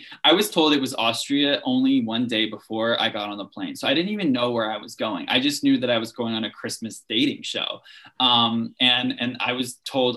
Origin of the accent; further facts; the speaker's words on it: Louisiana, United States; moved away as an adult; also born or lived in Salt Lake City, Utah; now in New York City, United States; we'd go fishing and really just enjoy the culture that I was raised